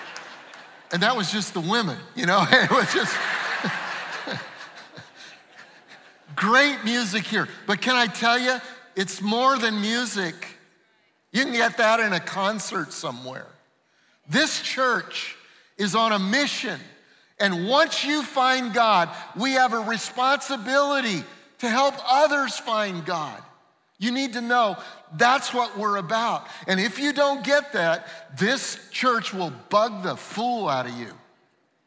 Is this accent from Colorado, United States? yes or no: yes; Denver, Colorado, United States; I grew up in Denver.